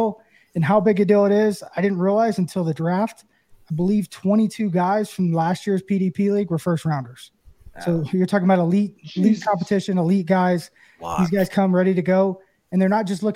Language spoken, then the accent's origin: English; Knoxville, Tennessee, United States; I grew up in Knoxville